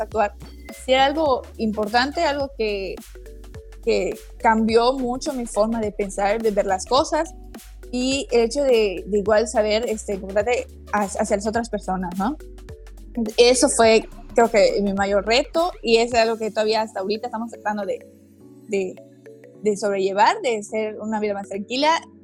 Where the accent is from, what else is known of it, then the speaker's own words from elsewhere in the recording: Mérida, Yucatán, Mexico; originaria, nacida, crecida, viví aquí toda mi vida, Mérida, Yucatán, orgullosamente yucateca